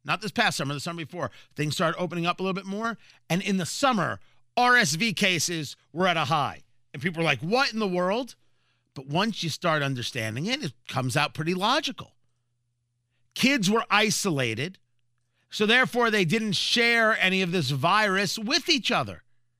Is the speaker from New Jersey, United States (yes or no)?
yes; New Jersey, United States; Growing up in Jersey, Wawa, I think, is based out of Philly.